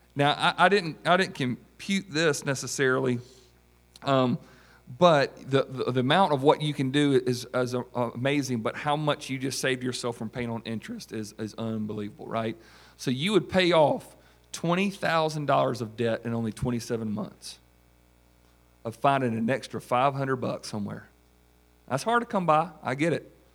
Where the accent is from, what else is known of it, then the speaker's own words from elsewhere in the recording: South Carolina, United States; from South Carolina